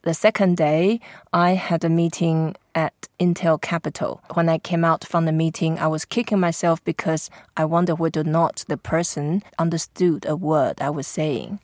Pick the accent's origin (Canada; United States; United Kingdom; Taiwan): Taiwan; Taipei; I grew up in Taipei